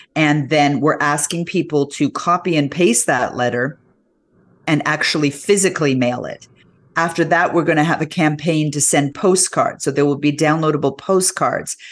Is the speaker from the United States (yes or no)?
no; Canada; being a Canadian